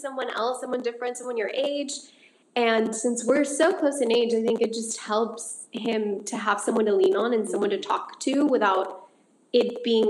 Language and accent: English; United States; even though we grew up here in the States, our roots and our home is still Mexico, and it'll always be Mexico.